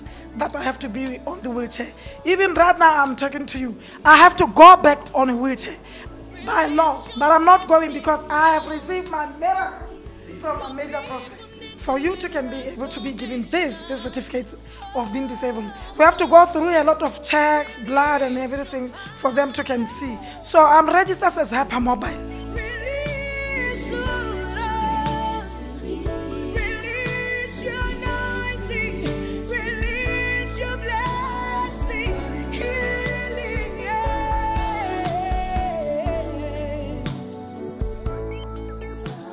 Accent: Botswana; now in Manchester, United Kingdom; I'm from Manchester. I'm born in Botswana, but I'm a Manchester resident

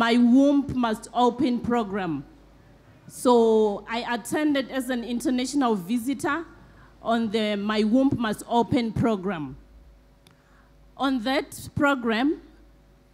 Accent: Zimbabwe; I'm from Zimbabwe

